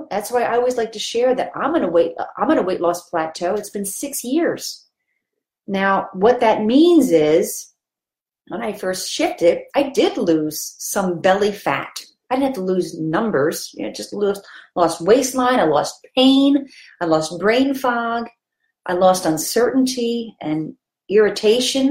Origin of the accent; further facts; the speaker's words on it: Philadelphia, Pennsylvania, United States; I grew up in Philadelphia